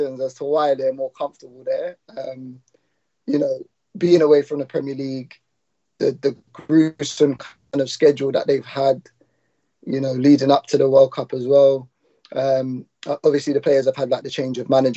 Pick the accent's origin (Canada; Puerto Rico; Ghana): Ghana; I'm from Ghana as well